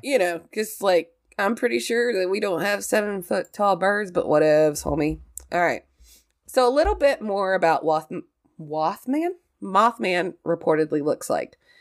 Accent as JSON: {"language": "English", "region": "Southern West Virginia", "country": "United States", "accent": "hick"}